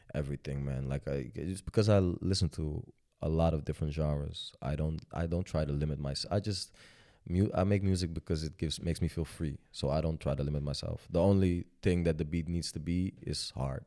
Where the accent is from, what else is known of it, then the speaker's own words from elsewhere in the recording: Amstelveen, North Holland, Netherlands; also born or lived in Sudan; I grew up in Amstelveen, uh, which is a very nice neighborhood